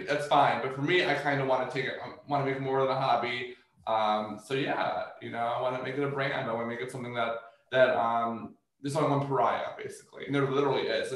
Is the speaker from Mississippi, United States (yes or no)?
no; Columbia, Maryland, United States; I grew up like in Columbia, Maryland